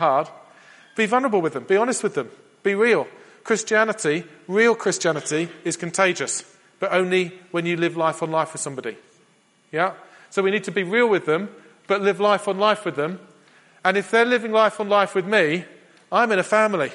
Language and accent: English; England, United Kingdom; We're English